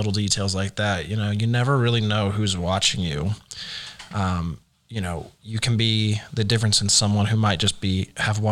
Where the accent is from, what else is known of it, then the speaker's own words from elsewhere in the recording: Dallas, Texas, United States; now in Oklahoma City, United States; I'm actually from Dallas myself